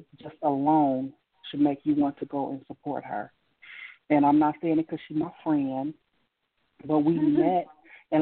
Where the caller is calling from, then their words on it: Bay Area, California, United States; I'm calling from the Bay Area.